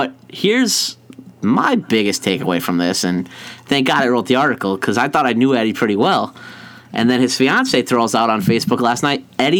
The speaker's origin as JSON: {"language": "English", "region": "Pennsylvania", "country": "United States", "said": "we're from Pennsylvania."}